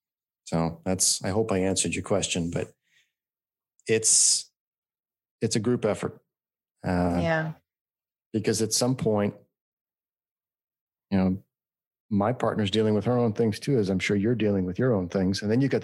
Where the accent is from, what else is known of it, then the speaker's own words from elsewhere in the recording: California, United States; now in Phoenix, United States; We're from California.